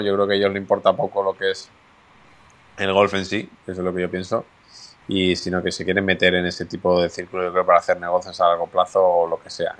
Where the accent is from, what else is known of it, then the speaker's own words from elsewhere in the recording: Spain; los españoles eh, no es nuestro punto fuerte los idiomas